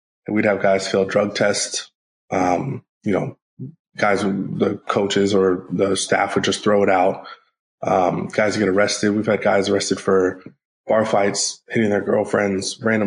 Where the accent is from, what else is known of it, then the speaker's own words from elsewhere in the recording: Northern California, United States; I'm from Northern California